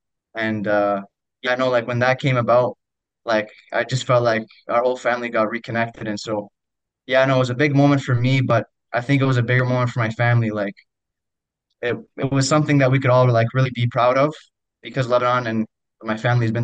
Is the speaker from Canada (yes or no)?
yes; Ottawa, Ontario, Canada; the Ottawa Fury before, my hometown